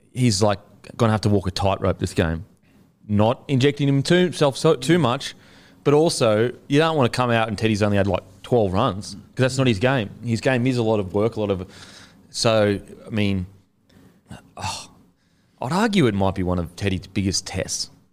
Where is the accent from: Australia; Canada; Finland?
Australia; Queensland; I'm a Queenslander